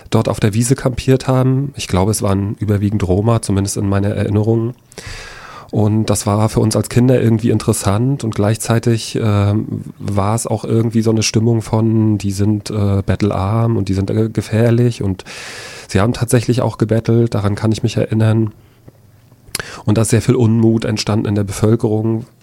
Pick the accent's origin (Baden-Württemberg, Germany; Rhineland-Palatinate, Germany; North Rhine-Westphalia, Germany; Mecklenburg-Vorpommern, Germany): Mecklenburg-Vorpommern, Germany; Lichtenhagen; zehn Jahre alt. Ich bin in Lichtenhagen aufgewachsen. Ich bin in Lichtenhagen zur Schule gegangen.